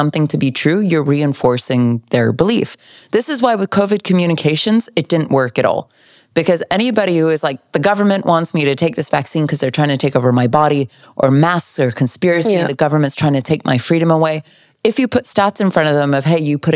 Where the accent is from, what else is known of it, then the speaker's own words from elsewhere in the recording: California, United States; I'm here smiling as a Californian.